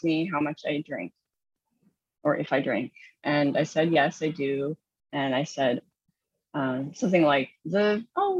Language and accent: English; Southern Indiana, United States; now in New Jersey, United States; I grew up in Southern Indiana